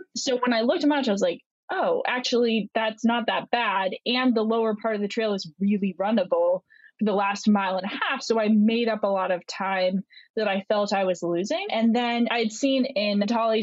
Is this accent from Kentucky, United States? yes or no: no; Vermont, United States; moved away; also born or lived in Italy / Florida; I grew up in Vermont.